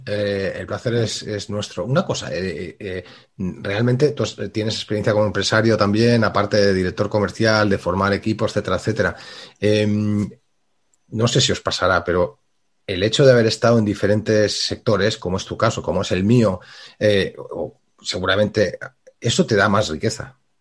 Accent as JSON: {"language": "Spanish", "region": "Balearic Islands", "country": "Spain", "said": "aquí en Baleares, que es de donde estoy, de donde soy y estoy"}